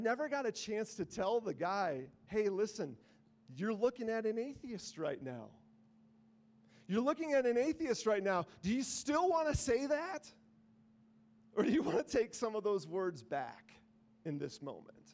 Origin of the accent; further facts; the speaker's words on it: the North, United States; I'm from the North.